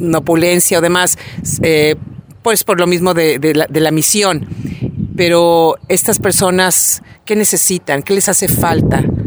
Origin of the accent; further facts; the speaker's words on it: Mexico; así somos los mexicanos